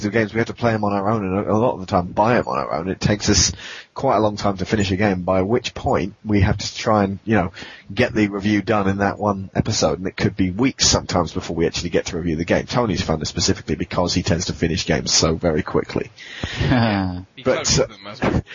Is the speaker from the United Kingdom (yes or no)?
yes; England, United Kingdom; accent: British; we're English. Yeah, we're British.